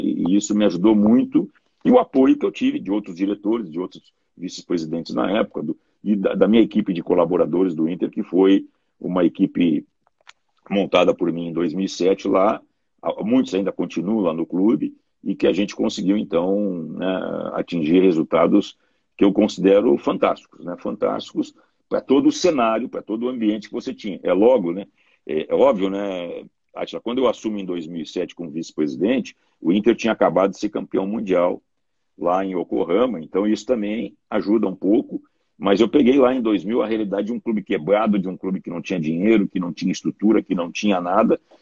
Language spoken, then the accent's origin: Portuguese; Porto Alegre, Rio Grande do Sul, Brazil; sou natural aqui de Porto Alegre, do Rio Grande do Sul